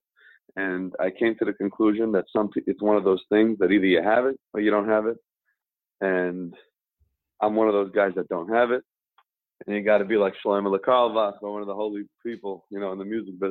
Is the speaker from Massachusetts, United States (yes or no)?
no; New York City, New York, United States; I grew up in Kew Gardens Hills